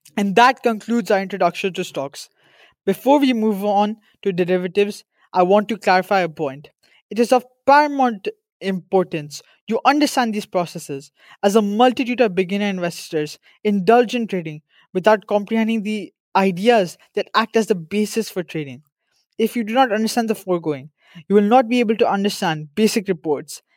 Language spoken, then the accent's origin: English; India; I'm from India